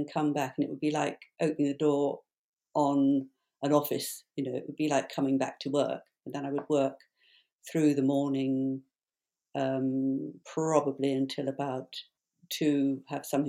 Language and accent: English; London, United Kingdom; I am a Londoner, so I'm back home